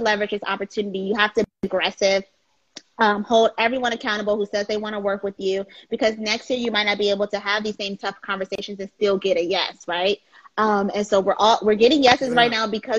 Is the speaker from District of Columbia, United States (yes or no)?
yes; Washington, District of Columbia, United States; being born and raised in Washington, D.C. creates a different type of love for your Blackness